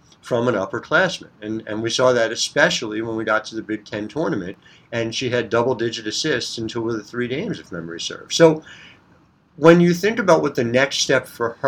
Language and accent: English; New Jersey, United States; I'm coming to you from North Jersey